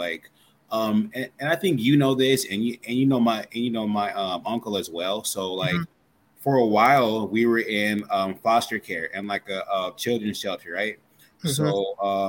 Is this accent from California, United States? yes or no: no; Salt Lake City, Utah, United States; I'm from Salt Lake City, Utah